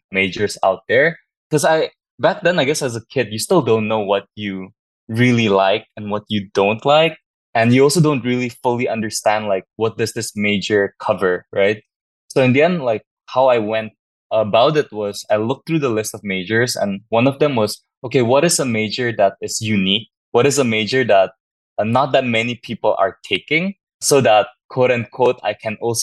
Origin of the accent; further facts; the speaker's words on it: Jakarta, Indonesia; moved away as an adult; also born or lived in Berkeley, United States / Japan / San Francisco, United States; I grew up in Jakarta for the entirety of my life